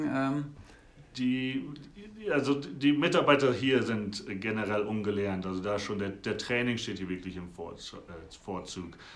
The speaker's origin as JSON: {"language": "German", "country": "Germany", "lives_now": "Aspen, United States", "said": "ich denke, wir Europäer und Deutsche, wir reisen ganz viel rum"}